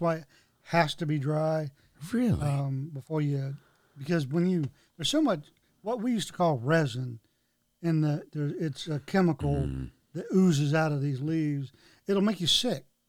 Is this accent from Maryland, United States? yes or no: no; Florida, United States; moved away; also born or lived in Brandon, Florida; we're both from Florida originally. Okay. That's where I was born